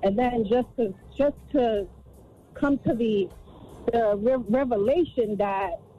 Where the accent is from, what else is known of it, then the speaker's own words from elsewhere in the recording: New York City, New York, United States; now in New Jersey, United States; I'm calling from the New Jersey area, but I'm born and raised in NYC. I'm a Bronx bred girl.